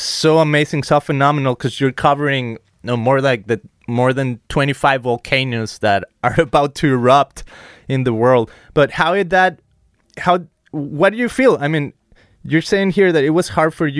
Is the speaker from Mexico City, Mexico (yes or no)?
no; Guadalajara, Jalisco, Mexico; now in United States; I come from Mexico, from Guadalajara, Jalisco.